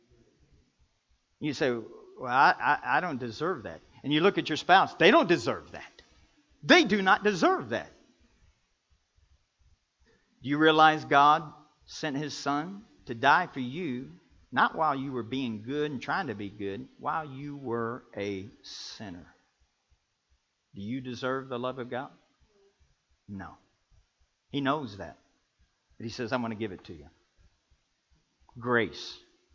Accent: Kentucky, United States; I'm from Kentucky and how I love basketball. We grew up playing basketball 12 months out of the year.

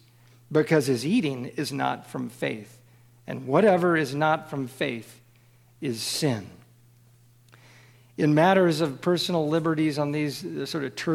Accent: Kansas City, United States; I grew up in Kansas City

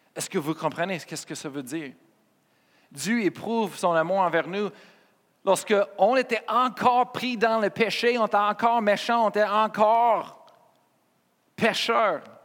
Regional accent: Colorado, United States; French is a second language; moved away as an adult; now in Quebec, Canada; j'étais né au Colorado, aux États-Unis

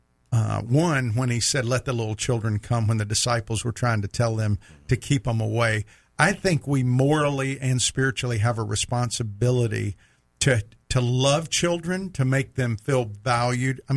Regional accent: Mississippi, United States; I grew up in Mississippi

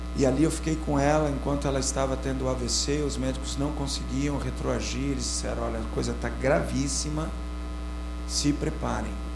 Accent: Sorocaba, São Paulo, Brazil; eu sou de Sorocaba, 40 graus centígrados

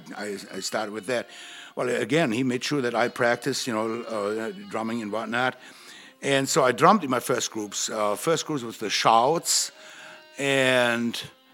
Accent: Gevelsberg, North Rhine-Westphalia, Germany; now in United States; a music teacher in my hometown, Gevelsberg, West Germany

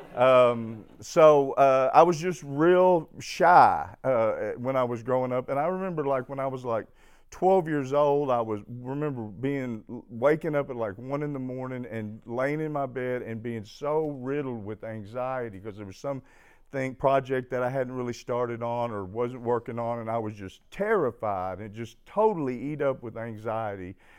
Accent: Fayetteville, Arkansas, United States; I was born in Fayetteville, Arkansas

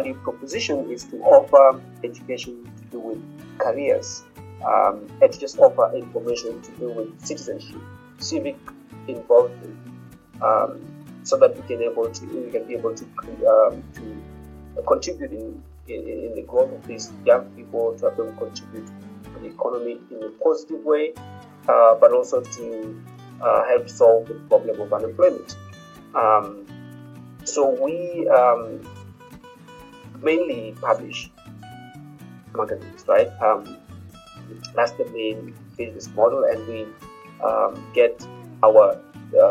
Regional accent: Kenya; also born or lived in University of Pennsylvania, United States; I'm a Kenyan, and I live in Nairobi.

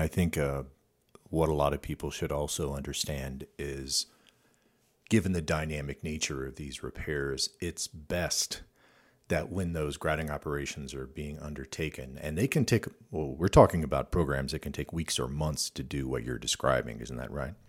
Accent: Midwest, United States; moved away; I grew up in the Midwest

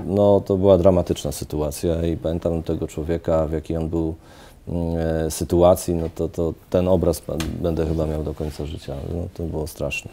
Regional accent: Poznań, Greater Poland, Poland; jestem, jestem poznaniakiem

